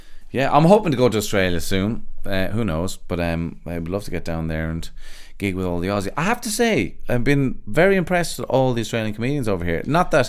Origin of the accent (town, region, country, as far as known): Ireland